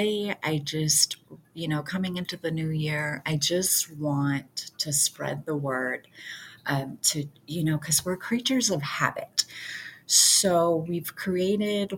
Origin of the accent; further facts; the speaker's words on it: Detroit, Michigan, United States; I grew up in Detroit, area